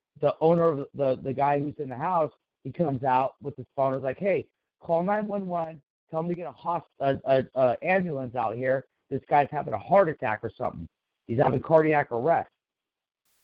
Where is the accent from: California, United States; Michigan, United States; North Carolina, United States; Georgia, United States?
California, United States; Sacramento; I don't live in Oak Park currently, but I used to live in Oak Park, which is a major part of Sacramento in the city